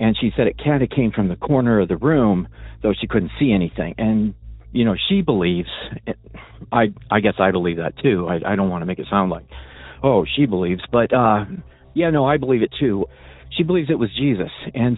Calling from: Illinois, United States; I'm calling from Illinois.

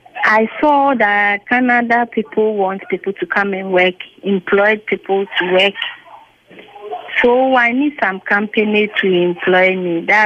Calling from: Ghana; I'm calling from Ghana.

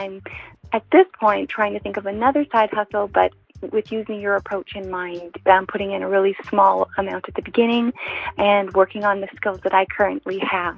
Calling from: Canada; I'm calling from Canada.

